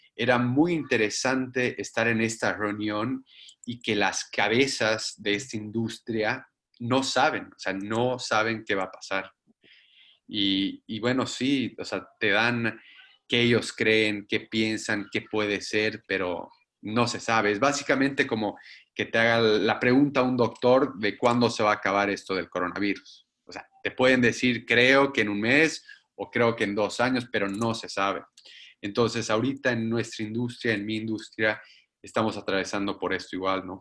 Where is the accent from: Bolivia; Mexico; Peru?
Bolivia; moved away